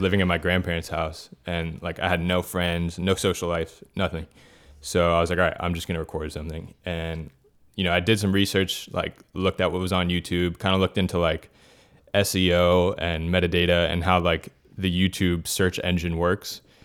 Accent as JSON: {"language": "English", "town": "Miami", "region": "Florida", "country": "United States", "tie": "born or raised there", "said": "born and raised in Miami, that's where, like, I'm living right now"}